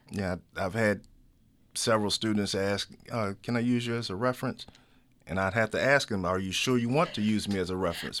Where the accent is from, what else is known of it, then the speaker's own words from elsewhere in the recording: Chesapeake, Virginia, United States; moved away; also born or lived in Baltimore; I'm from Chesapeake, Virginia, which is right beside Norfolk and Virginia Beach